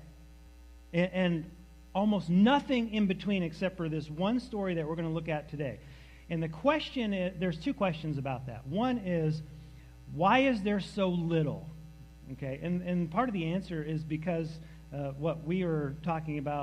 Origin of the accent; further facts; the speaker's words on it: New Hampshire, United States; also born or lived in Massachusetts; we lived in New Hampshire, but the closest hospital is Massachusetts, so I was born in Massachusetts